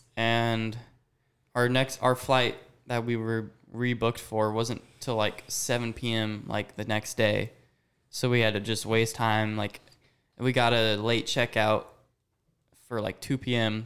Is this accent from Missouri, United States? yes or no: yes; Kansas City, Missouri, United States; I am from Kansas City, Missouri